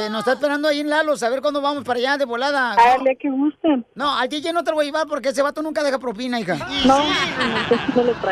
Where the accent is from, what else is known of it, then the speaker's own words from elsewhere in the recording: Mexico City, Mexico; y soy de la Ciudad de México.